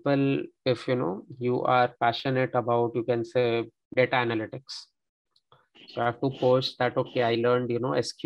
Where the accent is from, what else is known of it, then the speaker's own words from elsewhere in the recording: India; moved away as an adult; now in France; since I am not a French speaker, I'm an Indian.